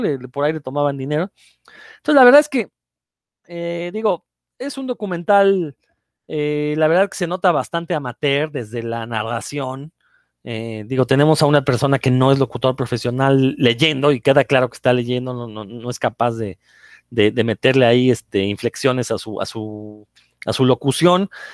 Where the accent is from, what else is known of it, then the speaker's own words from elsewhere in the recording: Mexico; now in Mérida, Mexico; para los que crecimos en México